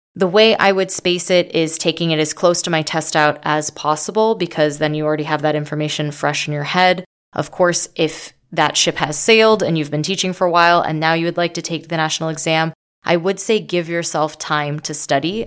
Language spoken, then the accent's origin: English; Las Vegas, Nevada, United States; I'm from Vegas